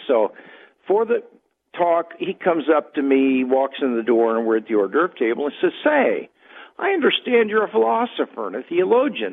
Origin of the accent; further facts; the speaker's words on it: Kansas City, United States; now in Southern California, United States; I am from Kansas City originally